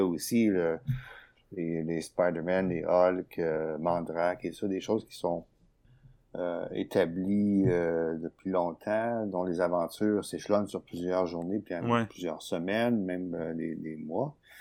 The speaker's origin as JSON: {"language": "French", "town": "Sherbrooke", "region": "Quebec", "country": "Canada", "tie": "born or raised there", "said": "je suis né à Sherbrooke, dans les cantons de l'Est."}